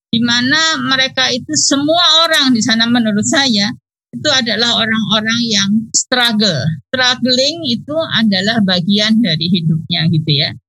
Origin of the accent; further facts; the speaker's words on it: Indonesia; jadi pada waktu itu kan saya datang dari Indonesia maka kita bisa bawa ide penyakit di Indonesia yang tidak ada di sana